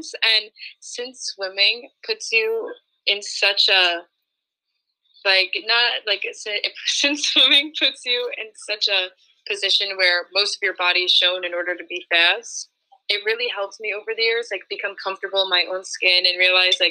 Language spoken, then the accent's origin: English; Port Washington, New York, United States; I'm from Port Washington, New York